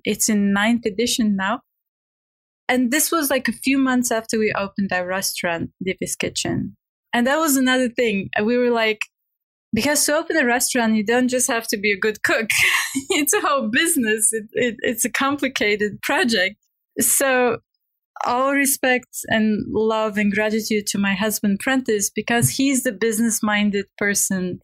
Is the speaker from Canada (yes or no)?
no; Bulgaria; English is a second language; moved away; I'm from Bulgaria. English is my not even second language, is my third language.